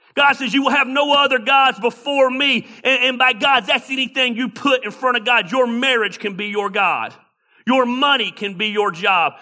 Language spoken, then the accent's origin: English; Tacula, Georgia, United States; I was born and raised in Tacula, Georgia.